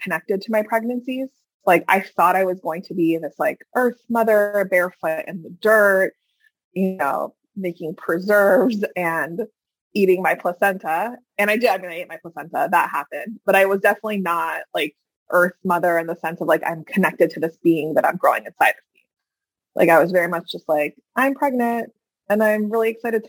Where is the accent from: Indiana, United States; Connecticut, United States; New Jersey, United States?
New Jersey, United States; Hackensack; I come from Hackensack, New Jersey, right? But I also come from Iran